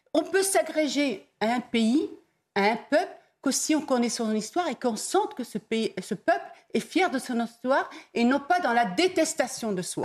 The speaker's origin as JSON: {"language": "French", "town": "Dreux", "region": "Centre-Val de Loire", "country": "France", "said": "je suis de Dreux"}